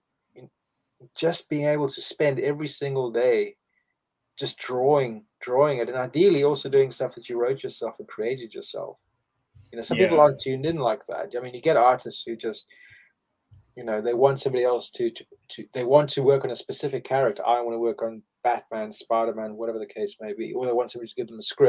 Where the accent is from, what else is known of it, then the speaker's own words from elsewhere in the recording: South Africa; moved away as an adult; now in United Kingdom; I grew up in South Africa and I used to have a firearm for, you know, most of my adult life